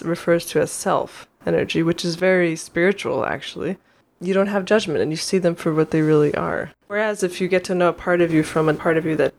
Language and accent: English; New York, United States; now in Oregon, United States; I'm not. I'm from New York.